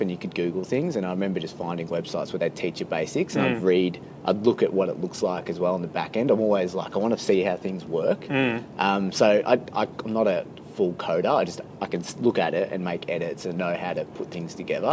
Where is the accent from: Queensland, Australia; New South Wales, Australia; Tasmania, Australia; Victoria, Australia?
Victoria, Australia; Frankston; also born or lived in England; now in Melbourne, Australia; I'm originally from Frankston